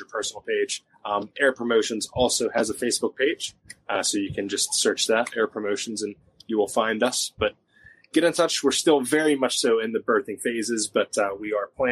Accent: Jeannette, Pennsylvania, United States; my hometown of Jeanette

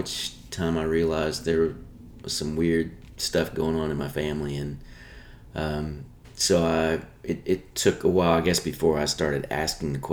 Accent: Nashville, Tennessee, United States; also born or lived in Apple Valley, California / Michigan; I grew up here in Nashville

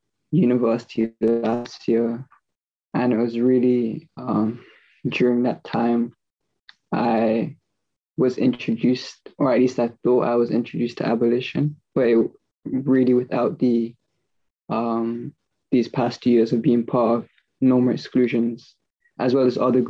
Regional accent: Birmingham, West Midlands, United Kingdom; I'm 22. I'm calling in from Birmingham, where I grew up.

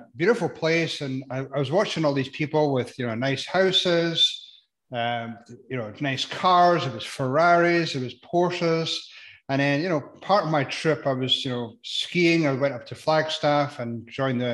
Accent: Edinburgh, Scotland, United Kingdom; moved away as an adult; now in United States; grew up in Edinburgh, in Scotland

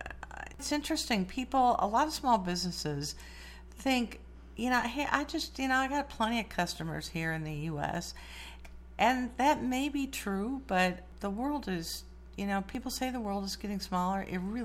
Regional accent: Morrison, Illinois, United States; I grew up in Morrison.

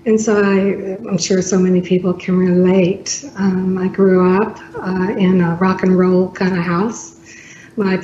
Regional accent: Alabama, United States; also born or lived in South Bend, Indiana; my parents are from here originally

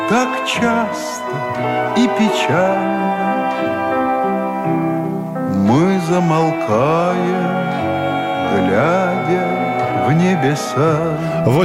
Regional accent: Armenia; Э, я армянин, но голос … один из лучших.

